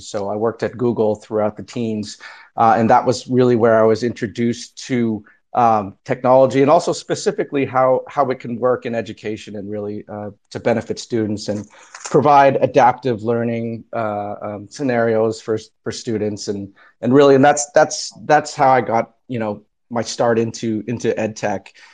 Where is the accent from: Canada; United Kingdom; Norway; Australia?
Canada; now in New Jersey, United States; I am also Canadian